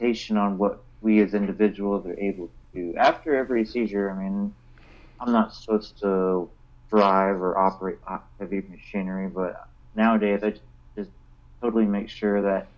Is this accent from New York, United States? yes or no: yes; Buffalo, New York, United States; now in Kennedale, United States; I am from Buffalo, New York